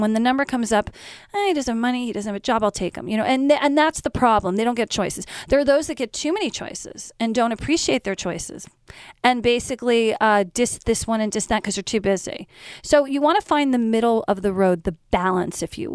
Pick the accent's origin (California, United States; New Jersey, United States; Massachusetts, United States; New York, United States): New Jersey, United States; Short Hills; when I was growing up in Short Hills